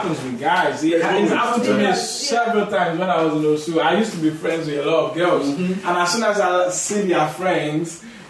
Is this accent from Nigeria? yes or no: yes; Nigeria; now in United Kingdom; I grew up in Nigeria, I spent most of my life.